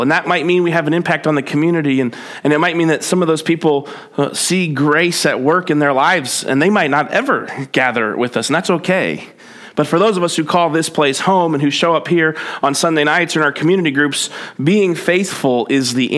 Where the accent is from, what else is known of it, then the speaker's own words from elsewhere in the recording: New Jersey, United States; moved away; I grew up in New Jersey